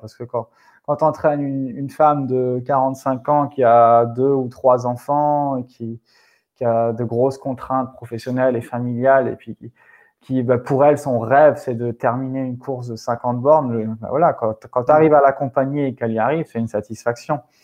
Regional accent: Alsace, Grand Est, France; chez moi en Alsace

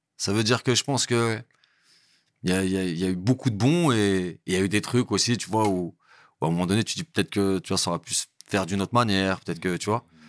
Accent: Montreuil, Île-de-France, France; also born or lived in Bondy / Val-d'Oise; Je suis né à Montreuil, à l'intercommunal. Voilà. Et euh, j'ai grandi à Montreuil

